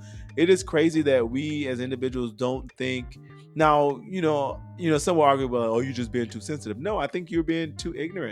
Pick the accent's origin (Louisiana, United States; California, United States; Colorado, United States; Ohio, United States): Louisiana, United States; New Orleans; I'm from New Orleans, ho.